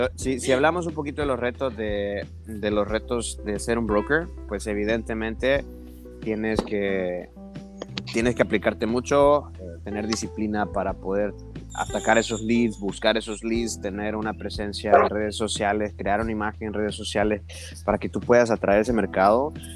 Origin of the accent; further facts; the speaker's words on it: Honduras; moved away as an adult; now in Cozumel, Mexico; soy originario de Honduras